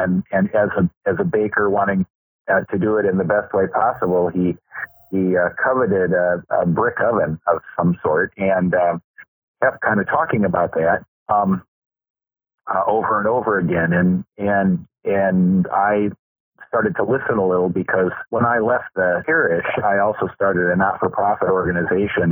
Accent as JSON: {"language": "English", "town": "Detroit", "region": "Michigan", "country": "United States", "tie": "born or raised there", "moved": "yes", "said": "I was born in Detroit, Michigan, actually, and and, and but we had an acre of ground, and my mother raised rabbits"}